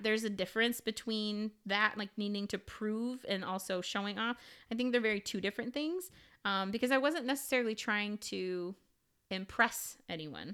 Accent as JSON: {"language": "English", "region": "Illinois", "country": "United States", "said": "I am from Illinois"}